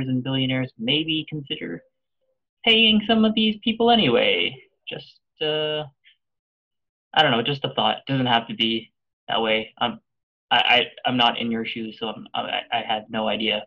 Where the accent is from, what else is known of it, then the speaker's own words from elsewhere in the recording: Canada; I haven't lived anywhere outside of Canada.